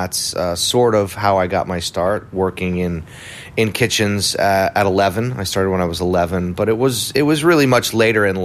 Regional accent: New York City, New York, United States; also born or lived in Providence, Rhode Island; I was born in Providence, Rhode Island. I grew up in New York City, but yeah, born in New England, and found my way to New York when I was about 7 years old

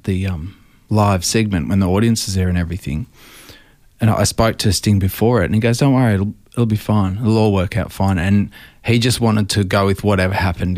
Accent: Melbourne, Victoria, Australia; I grew up down in Sandringham

